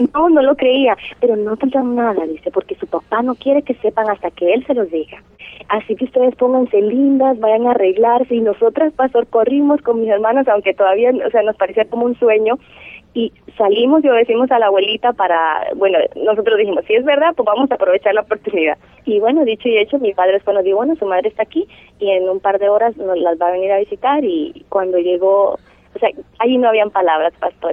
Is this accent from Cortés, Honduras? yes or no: yes; San Pedro Sula, Cortés, Honduras; Nací originalmente en Honduras, en la ciudad de San Pedro Sula